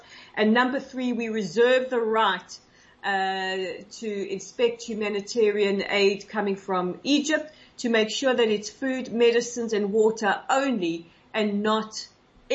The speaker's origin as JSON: {"language": "English", "country": "Israel", "said": "Israeli people, our courage, our resilience"}